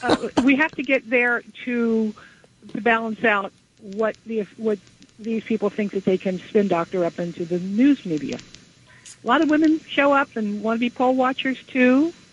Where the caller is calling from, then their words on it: Flemington, New Jersey, United States; from Flemington, New Jersey